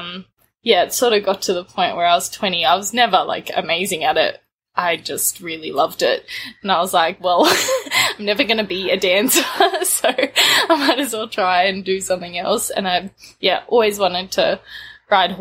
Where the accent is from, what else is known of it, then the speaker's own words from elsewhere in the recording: Australia; also born or lived in Durban, South Africa; I was born in South Africa in Durban on the East Coast, and I moved to Australia when I was 5 with my mum, my dad, and my little brother